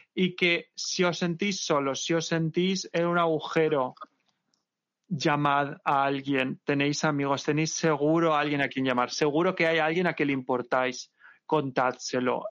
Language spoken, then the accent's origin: Spanish; Valencia, Valencian Community, Spain; Valencia, mi tierra